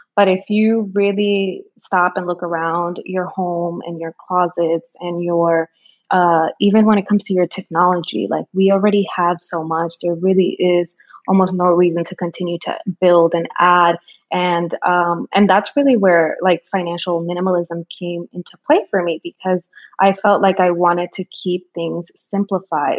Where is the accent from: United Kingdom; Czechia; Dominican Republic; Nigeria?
Dominican Republic; moved away; I'm an immigrant. I was born in the Dominican Republic. I'm an island girl